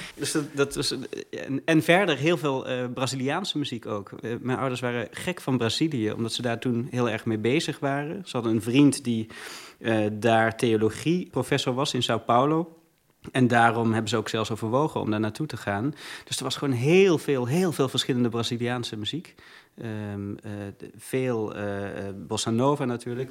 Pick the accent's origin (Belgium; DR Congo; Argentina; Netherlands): Netherlands; Leiden, South Holland; also born or lived in Heerlen, Limburg; ik ben in Heerlen geboren. Eh, in 1985 was dat. En op mijn achtste ben ik naar Leiden verhuisd met mijn ouders samen